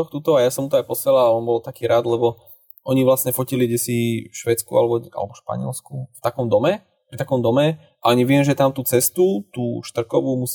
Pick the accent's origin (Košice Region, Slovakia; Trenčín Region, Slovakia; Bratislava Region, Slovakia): Trenčín Region, Slovakia; Dubnica nad Váhom; keďže som z Dubnice, čo už není zrovna za rohom od Bratislavy